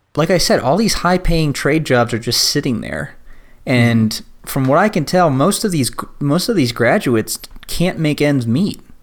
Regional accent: Virginia, United States; I grew up in Virginia

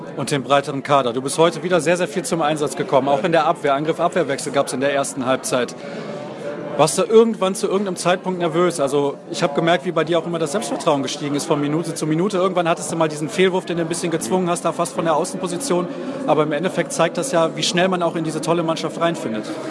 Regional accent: Germany; wir sind Deutsche

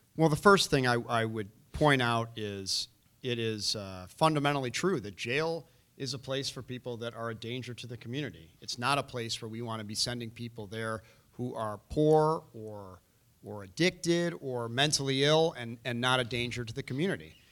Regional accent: Chicago, Illinois, United States; I was born and raised here in Chicago on the north side.

